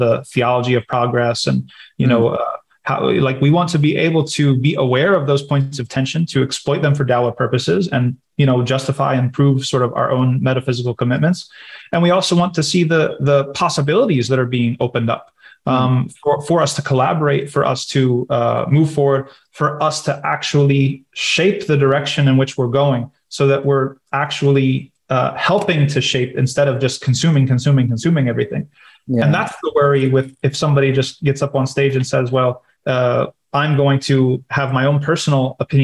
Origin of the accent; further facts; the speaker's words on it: United States; I was from America